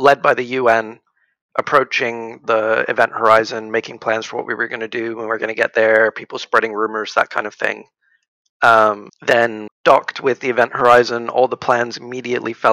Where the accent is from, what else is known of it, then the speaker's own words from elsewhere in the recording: United States; also born or lived in Dallas; now in United Kingdom; I'm from America